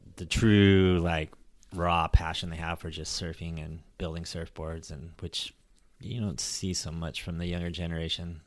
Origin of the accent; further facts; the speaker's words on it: Long Beach, California, United States; now in San Diego, United States; I grew up outside of Long Beach